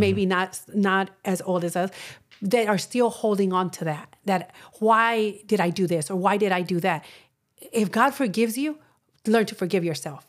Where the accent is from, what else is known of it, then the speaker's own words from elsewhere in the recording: Texas, United States; I'm from Texas and a lot of people from there are Catholics